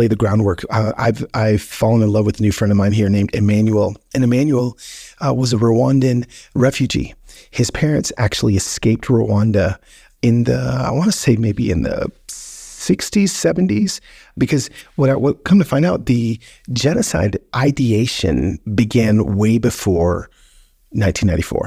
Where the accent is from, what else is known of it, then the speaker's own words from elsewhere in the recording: United States; as an American